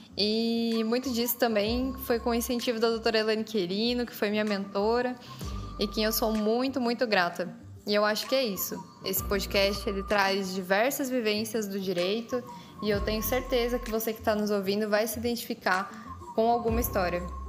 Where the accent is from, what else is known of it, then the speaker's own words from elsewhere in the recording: interior of São Paulo state, Brazil; also born or lived in Guaratinguetá; eu também sou aqui do estado de São Paulo mas eu sou do interior. Hoje eu moro na cidade de Guaratinguetá